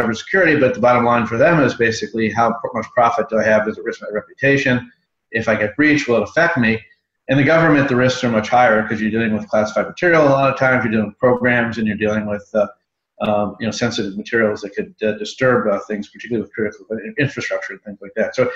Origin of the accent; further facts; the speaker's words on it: Chicago, Illinois, United States; moved away as an adult; also born or lived in Washington, D.C.; I'm from Chicago, but I came out to Washington, D.C. like everyone else to start a career